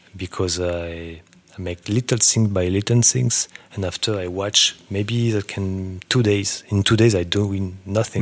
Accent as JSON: {"language": "English", "area": "Burgundy", "region": "Bourgogne-Franche-Comté", "country": "France", "also_born_or_lived": "New York", "second_language": "English", "moved": "as an adult", "lives_now": "Paris, France", "said": "I come from Burgundy"}